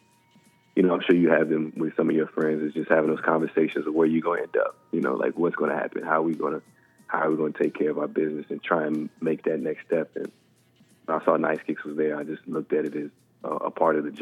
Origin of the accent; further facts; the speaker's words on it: Texas, United States; I'm from Texas